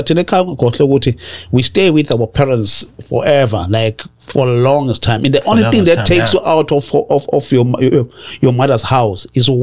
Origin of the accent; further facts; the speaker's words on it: KwaZulu-Natal, South Africa; English is a second language; also born or lived in Johannesburg, Gauteng; now in Montana, United States; I was born in Johannesburg, but we moved when I was young. Saya kwaZulu Natal with my parents, my grandma and my granddad.